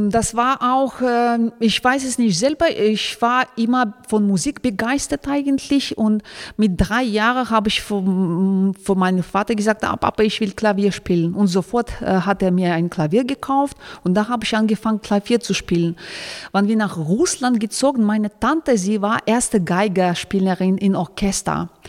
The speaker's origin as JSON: {"language": "German", "town": "Kulob", "region": "Khatlon", "country": "Tajikistan", "tie": "born there", "second_language": "German", "moved": "yes", "said": "Also ich bin äh, in Tadschikistan geboren, das ist eine kleine Stadt Kulab"}